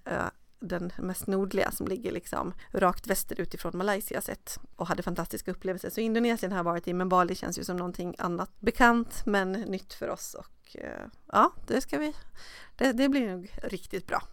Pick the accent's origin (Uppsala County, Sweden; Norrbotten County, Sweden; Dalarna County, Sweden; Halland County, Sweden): Dalarna County, Sweden; now in Stockholm, Sweden; i min hemstad uppe i Dalarna